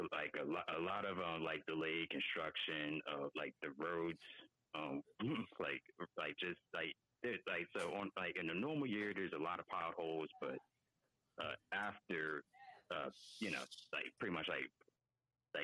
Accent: Philadelphia, Pennsylvania, United States; moved away as an adult; I'm from Philly, born and raised

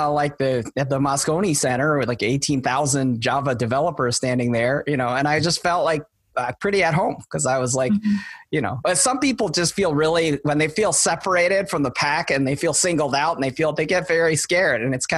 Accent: Wisconsin, United States; moved away; I was born in Wisconsin.

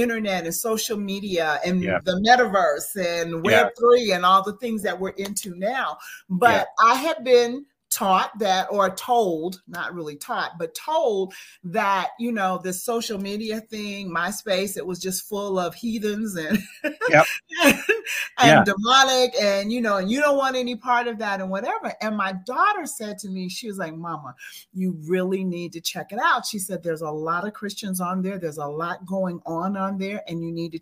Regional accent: Las Vegas, Nevada, United States; moved away as an adult; now in Atlanta, United States; I am actually from Las Vegas, Nevada. I'm currently residing for the next year in Atlanta, Georgia. But I came home for the holidays

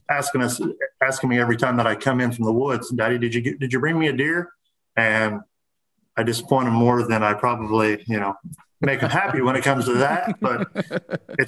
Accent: Central Illinois, United States; I'm from Central Illinois

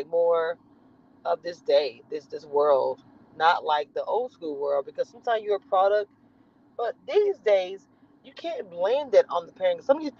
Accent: the South, United States; I'm in Texas. I don't know if they have them down there where y'all are. I'm from the South.

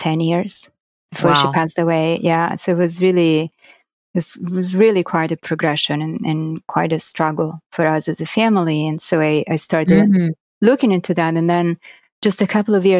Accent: Florence, Tuscany, Italy; English is a second language; moved away; I was born and raised in Florence in Italy.

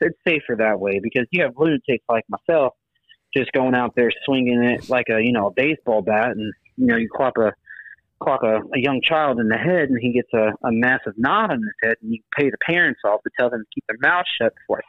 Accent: Dayton, Ohio, United States; Well, back in my early years, you know, I used to, you know, I'm originally from Ohio.

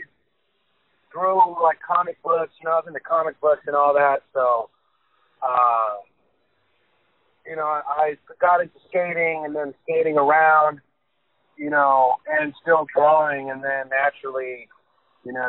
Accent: Lynwood, California, United States; I grew up in Lynwood, which is over by the Long Beach side of town

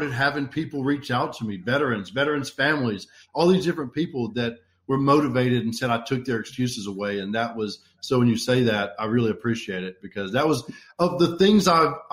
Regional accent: Alabama, United States; I grew up here in Alabama

